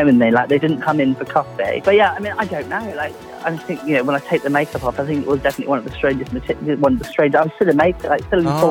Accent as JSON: {"language": "English", "region": "London", "country": "United Kingdom", "said": "I'm originally from London before I moved to the southwest."}